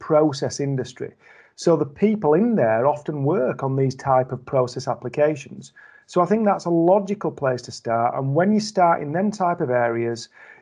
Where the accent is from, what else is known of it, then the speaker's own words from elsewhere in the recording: Yorkshire and the Humber, United Kingdom; now in Wakefield, United Kingdom; I'm from the Humber